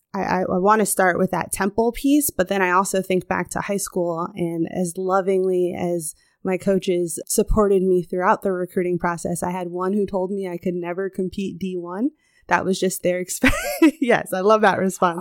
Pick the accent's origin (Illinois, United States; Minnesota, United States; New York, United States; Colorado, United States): Illinois, United States; Chicago; moved away as an adult; also born or lived in Southern California; So I was born on the West Coast, Southern California girl, but I grew up in the Midwest, Chicago, right here